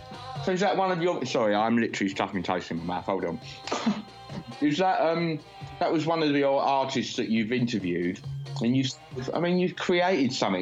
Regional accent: London, United Kingdom; I'm a Londoner, I'm like, my whole family have been here for fucking hundreds of years

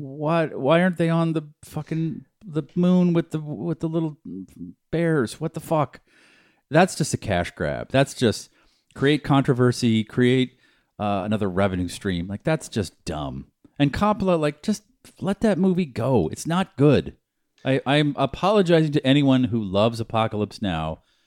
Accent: New Hampshire, United States; When I grew up in New Hampshire

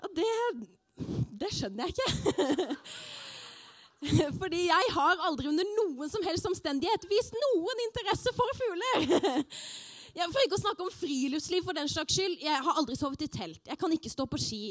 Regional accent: Arendal, Agder, Norway; Arendal, der jeg er fra

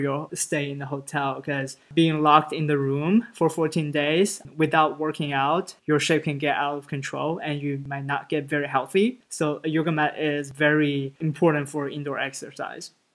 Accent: Shanghai, China; moved away; Growing up in Shanghai, I always feel like Shanghai is a home

